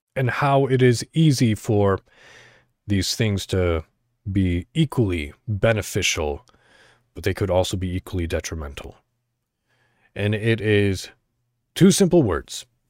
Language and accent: English; Illinois, United States; I'm from Illinois